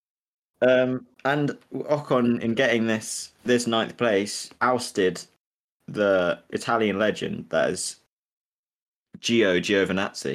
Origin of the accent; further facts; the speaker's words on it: England, United Kingdom; as an Englishman